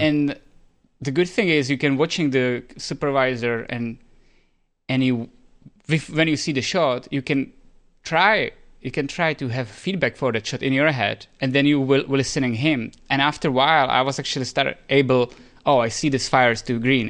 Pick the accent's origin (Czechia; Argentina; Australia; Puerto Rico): Czechia; moved away as an adult; also born or lived in Spain; we are both from Czech Republic